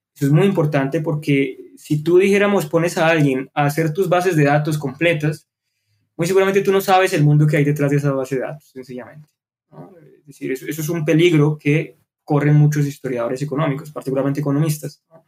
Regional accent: Colombia; nacimos en Colombia

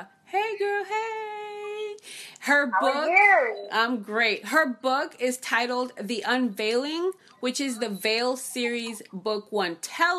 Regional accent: United States; also born or lived in Italy; when I lived in Italy. They hated the fact that I was American.

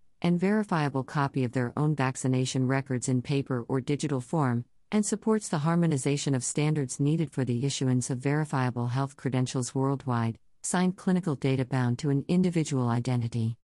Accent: New York, United States; And as a New Yorker, I'm grateful to be able to demonstrate my health status reliably wherever I go, without sacrificing my privacy.

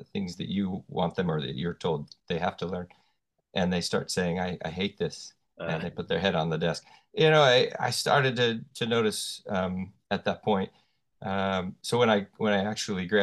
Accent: Oregon, United States; now in North Wales, United Kingdom; Currently live in North Wales in the UK. I am from Oregon, which is on the west coast of the United States.

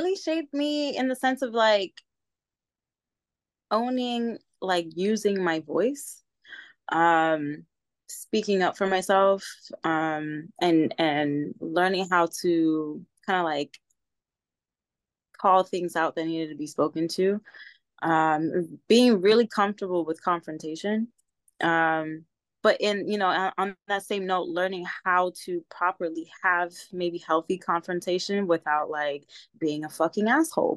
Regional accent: New York City, New York, United States; moved away as an adult; now in San Diego, United States; I was born and raised in the Bronx, New York. And I've been living here in San Diego for the past 10 years

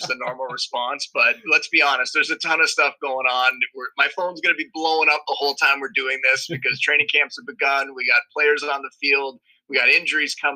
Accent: Niagara Falls, Ontario, Canada; also born or lived in Toronto; I'm from Canada, born and raised in Niagara Falls.

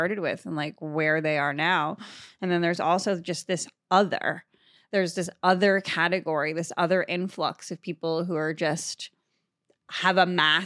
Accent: Massachusetts, United States; born or raised there; moved away as an adult; now in New York, United States

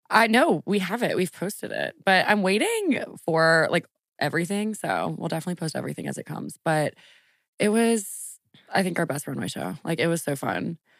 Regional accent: Lafayette, Louisiana, United States; moved away as an adult; also born or lived in New Orleans / Washington, D.C.; I moved from New Orleans to Lafayette in the third grade, and I lived with my mom

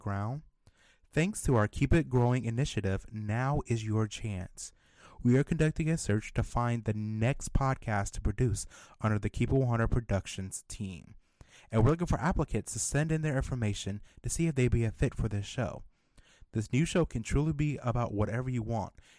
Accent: Ohio, United States; moved away as an adult; now in Indianapolis, United States; I just moved to Indiana March of 2020. So I've only been here in Indianapolis for a little under 2 years. I'm actually from Ohio

